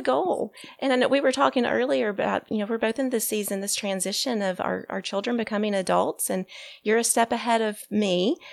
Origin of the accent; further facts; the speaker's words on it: Birmingham, Alabama, United States; my hometown of Birmingham, Alabama.